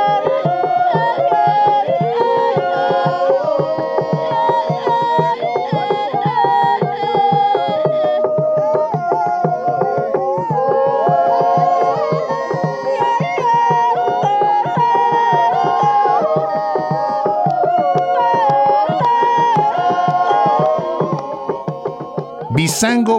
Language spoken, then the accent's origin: English; Cameroon; Growing up in Cameroon